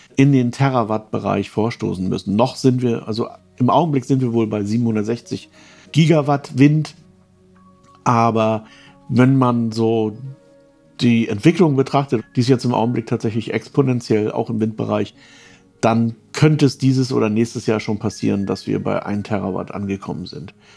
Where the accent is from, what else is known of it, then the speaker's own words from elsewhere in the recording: Baltic coast area around Lübeck, Schleswig-Holstein, Germany; Krimi spielt so um Lübeck herum, ist ja so ein bisschen auch die Gegend, wo ich herkomme. So ungefähr auf jeden Fall, also Ostseeküste